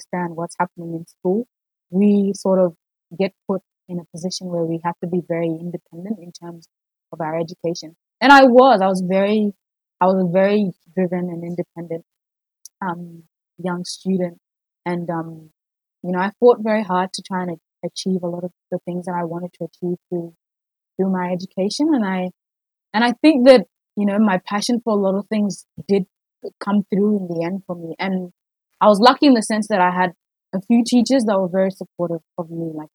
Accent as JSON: {"language": "English", "region": "South Australia", "country": "Australia", "tie": "born or raised there", "also_born_or_lived": "South Sudan", "moved": "as an adult", "lives_now": "Melbourne, Australia", "said": "I grew up in South Australia. I came to Australia when I was about 8 years old, I think"}